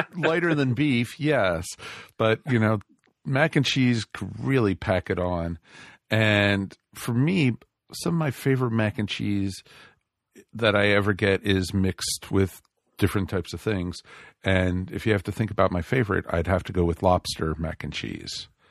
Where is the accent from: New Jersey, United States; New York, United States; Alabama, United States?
New York, United States; outside of; moved away; also born or lived in Roswell; I grew up outside of New York